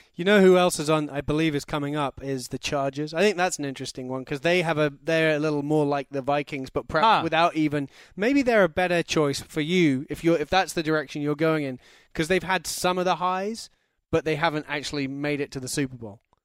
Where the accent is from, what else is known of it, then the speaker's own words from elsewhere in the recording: London, United Kingdom; I'm from London.